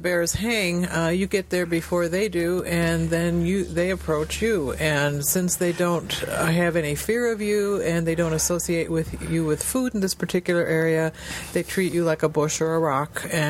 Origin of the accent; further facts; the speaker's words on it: Chicago, Illinois, United States; we're from the Chicago area